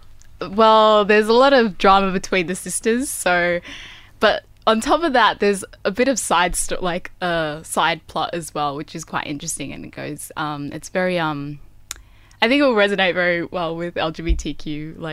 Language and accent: English; Sydney, New South Wales, Australia; I'm from Mount Druitt